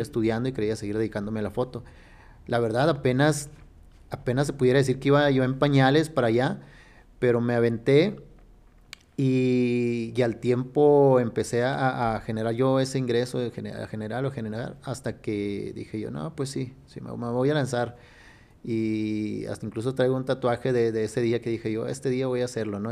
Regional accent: Sonora, Mexico; born or raised there; now in Fresnillo, Mexico

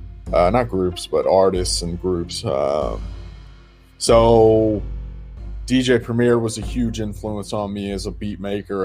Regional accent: Moscow, Russia; also born or lived in Kansas / Detroit / Virginia; now in Boston, United States; I grew up in Russia, Moscow, Russia, and I started making music when I was 16

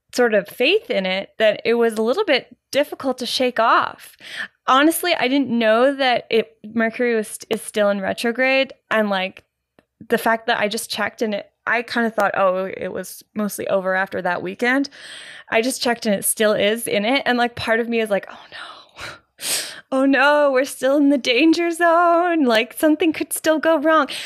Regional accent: Canada; I'm Canadian, Gen

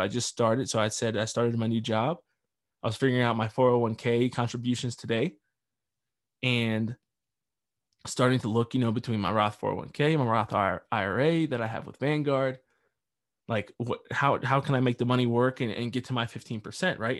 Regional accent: United States; I am an American.

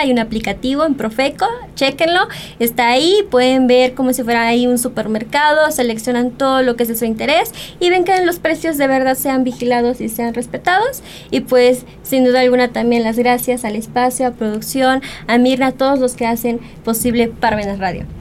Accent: Mexico

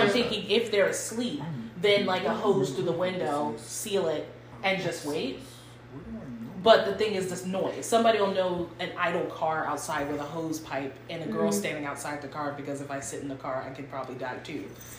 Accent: Cleveland, Ohio, United States; born there; I was born in Cleveland, Ohio.

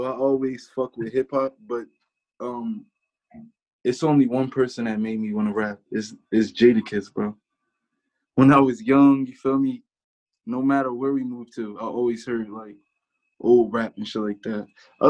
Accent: New Jersey, United States; also born or lived in Willingboro, United States; I'm from Burlington County, New Jersey. I can't really claim one place, you feel me? I was born in Willingboro, New Jersey, but my whole life I just slid throughout the whole shit.

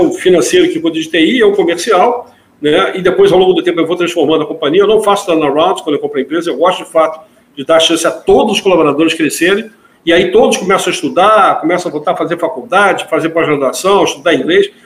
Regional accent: Rio de Janeiro, Brazil; eu sou carioca

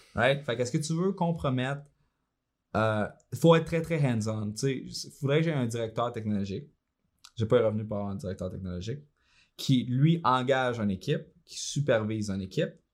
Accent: Shawinigan, Quebec, Canada; Moi, je viens de Saint-Georges-de-Champlain, mère monoparentale, on était pauvre. Euh, pendant un bon bout, on était élevé sur le BS

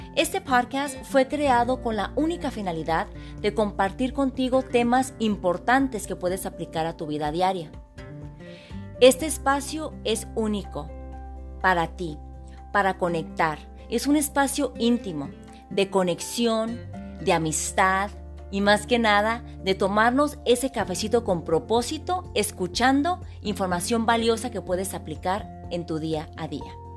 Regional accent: Hermosillo, Sonora, Mexico; now in United States; Soy originaria de Hermosillo, Sonora, México. Llevo radicando en Estados Unidos aproximadamente 30 años

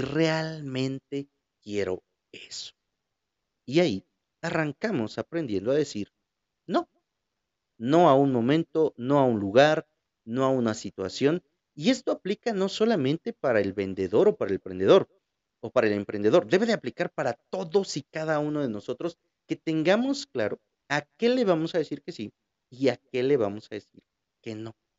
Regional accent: Huajuapan de León, Oaxaca, Mexico; de Guajuapan, de mi ciudad

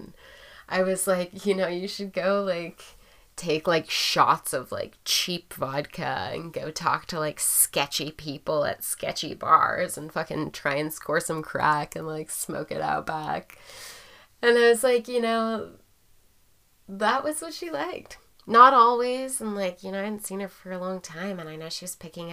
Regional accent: Portland, United States; growing up in Portland

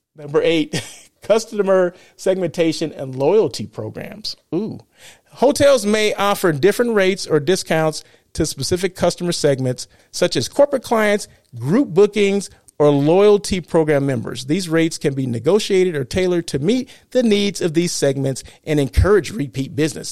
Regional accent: Blythe, California, United States; Blythe, California, right? My hometown

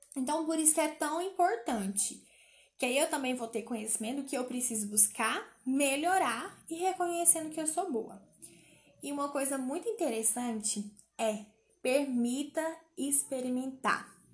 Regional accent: Goiânia, Goiás, Brazil; eu sou goianiense

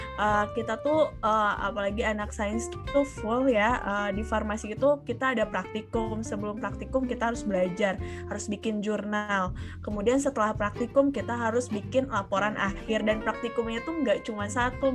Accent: Bandung, West Java, Indonesia; also born or lived in Jatinangor, Sumedang Regency, West Java; kalau aku besarnya di Bandung, kemudian, eh, pada saat S M P it, eh, S D di Bandung

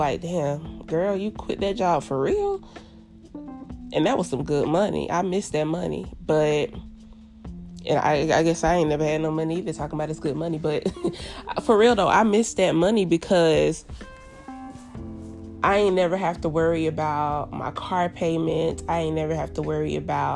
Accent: United States

